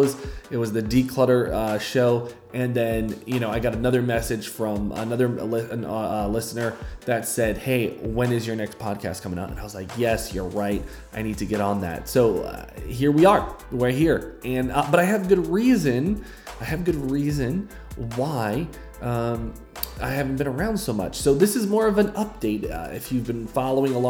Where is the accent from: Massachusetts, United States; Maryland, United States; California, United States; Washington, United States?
Massachusetts, United States; Fall River; moved away as an adult; now in Uganda; settled into Fall River, Massachusetts, where I grew up, if you haven't noticed about my accent yet